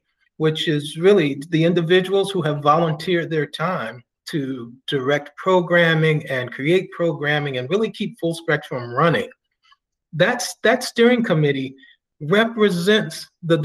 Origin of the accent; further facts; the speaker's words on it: just outside of Cleveland, Ohio, United States; moved away as an adult; also born or lived in Massachusetts / Washington, D.C.; now in Northern Virginia, United States; I was born and raised in Ohio, just outside of Cleveland